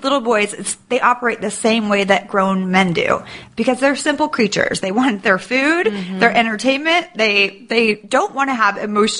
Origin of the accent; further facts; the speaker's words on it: Sacramento, California, United States; I'm from Sacramento.